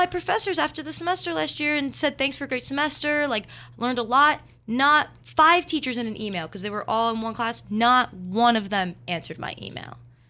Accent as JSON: {"language": "English", "region": "New Jersey", "country": "United States", "moved": "yes", "lives_now": "Philadelphia, United States", "said": "I'm from New Jersey"}